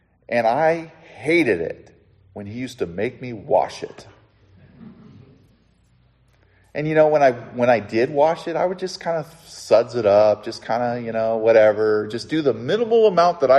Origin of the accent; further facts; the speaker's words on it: Southern California, United States; When I was 16 years old, growing up in Southern California